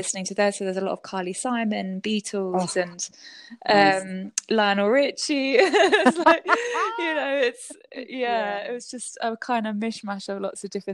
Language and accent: English; London, United Kingdom; first language Japanese; English is a second language; So I grew up in Wimbledon, southwest London.